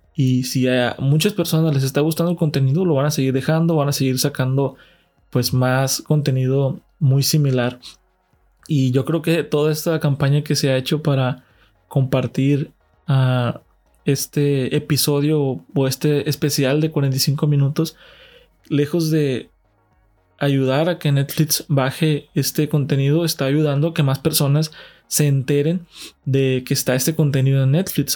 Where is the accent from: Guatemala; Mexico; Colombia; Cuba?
Mexico; de México, de donde soy residente